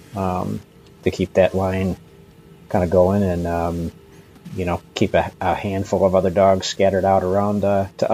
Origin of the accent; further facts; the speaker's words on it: Cleveland, Ohio, United States; I grew up in Northeast Ohio, kind of suburban, kind of on this outer fringe of suburban Cleveland, Ohio